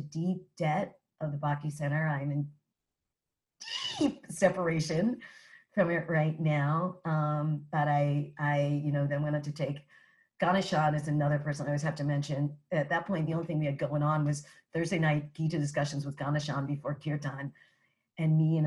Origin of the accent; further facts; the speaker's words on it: New York City, New York, United States; moved away as an adult; now in New Jersey, United States; my experience growing up as a New Yorker and coming from parents that are New Yorkers